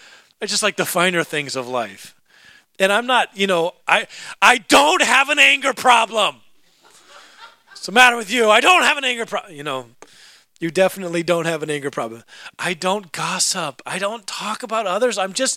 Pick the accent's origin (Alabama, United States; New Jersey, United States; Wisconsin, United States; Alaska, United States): Alaska, United States; also born or lived in California / Idaho / Oregon; I grew up in Alaska. And we lived in Alaska, and then we moved to California, and then we lived in Alaska, and then we moved out to Idaho and Oregon, and then back to Alaska